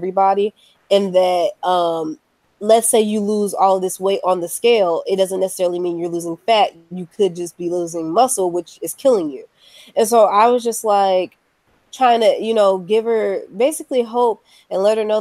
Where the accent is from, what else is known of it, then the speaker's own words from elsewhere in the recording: United States; being an American citizen in 2018.